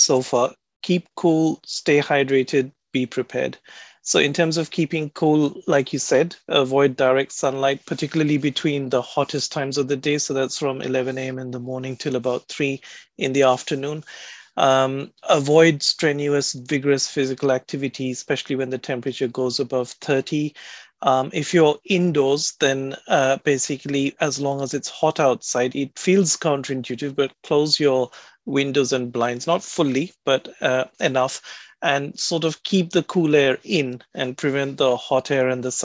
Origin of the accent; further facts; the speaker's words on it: India; now in United Kingdom; I come from India originally